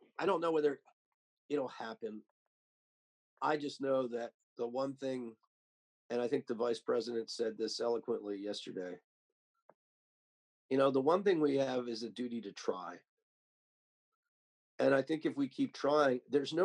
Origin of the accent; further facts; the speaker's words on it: Delaware, United States; my home state